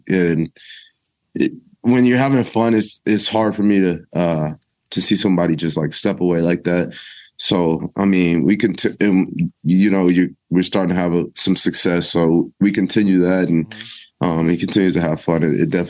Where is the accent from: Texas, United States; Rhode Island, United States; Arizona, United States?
Texas, United States; El Paso; I'm from El Paso, Texas. So that's one of the closer places I play to at home.